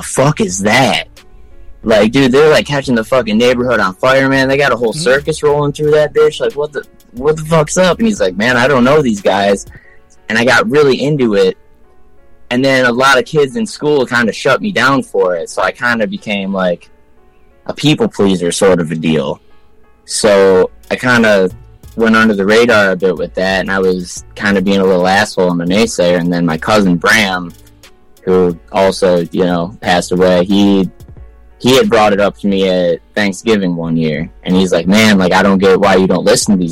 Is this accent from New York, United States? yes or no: no; Michigan, United States; also born or lived in Ann Arbor, Michigan / Westland, Michigan / Canton, Michigan / Plymouth, Michigan; I was born in Ann Arbor, but I lived in Westland, then Canton, then Plymouth, and so I've been all over the place in the Wayne County area. But yeah, Michigan